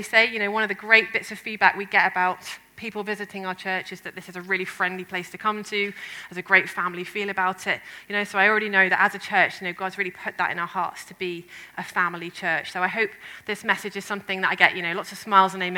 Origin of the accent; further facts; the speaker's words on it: England, United Kingdom; Ben and I, as the English people